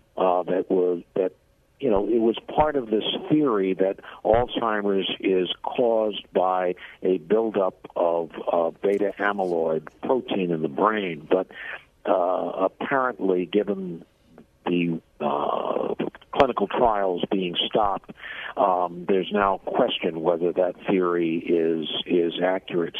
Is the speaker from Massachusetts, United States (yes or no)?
yes; Boston, Massachusetts, United States; moved away as an adult; now in Washington, United States; I'm originally from the Boston area